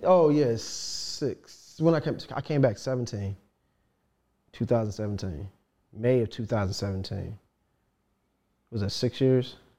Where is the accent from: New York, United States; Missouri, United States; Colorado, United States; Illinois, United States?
Illinois, United States; Chicago; also born or lived in Detroit; I went to go live with my mother in Chicago